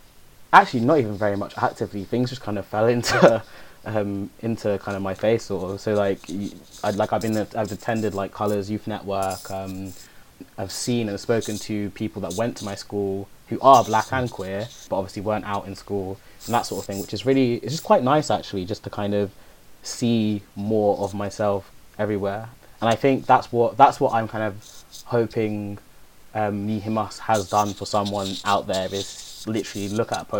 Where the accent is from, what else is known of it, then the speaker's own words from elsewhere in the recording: London, United Kingdom; I grew up in Hackney.